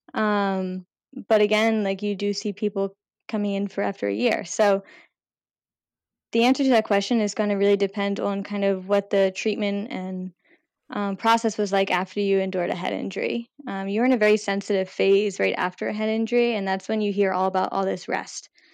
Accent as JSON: {"language": "English", "area": "outside of Philadelphia", "region": "Pennsylvania", "country": "United States", "tie": "born or raised there", "moved": "as an adult", "lives_now": "Providence, United States", "said": "I grew up right outside of Philadelphia"}